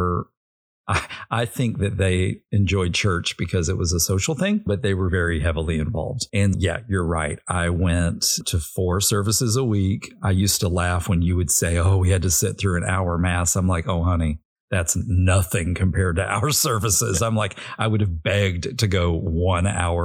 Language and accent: English; Arkansas, United States; also born or lived in Little Rock, Arkansas; I grew up in an airbase town